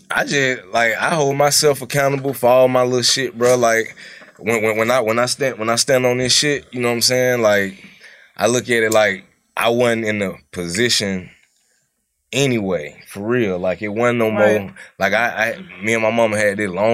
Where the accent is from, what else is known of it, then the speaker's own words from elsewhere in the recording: Atlanta, Georgia, United States; also born or lived in Cleveland Avenue (Zone 3), Atlanta / Decatur, Georgia; being straight from Atlanta